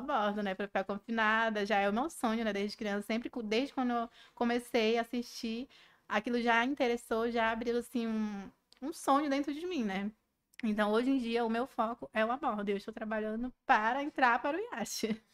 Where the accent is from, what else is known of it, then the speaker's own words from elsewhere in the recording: Manaus, Amazonas, Brazil; sou amazonense, com orgulho.